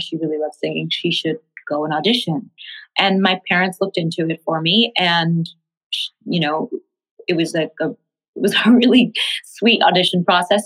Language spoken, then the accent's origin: English; New York City, New York, United States; I grew up in Tribeca before it was fancy pants